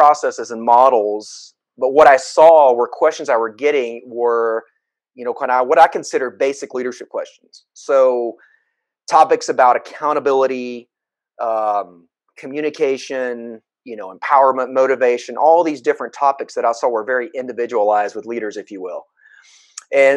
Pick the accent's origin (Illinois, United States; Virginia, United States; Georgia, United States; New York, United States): Georgia, United States; Atlanta; I come from the Atlanta, Georgia area. I actually live here now, but I was born and raised here.